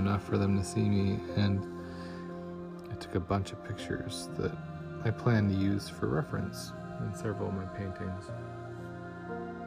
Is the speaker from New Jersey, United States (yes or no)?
no; Wyoming, United States; also born or lived in northern Michigan; now in Michigan, United States; the woods I grew up with in Wyoming